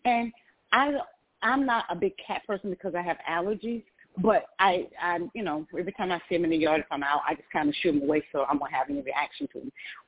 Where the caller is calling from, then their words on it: Atlanta, Georgia, United States; And I'm calling from Atlanta, Georgia.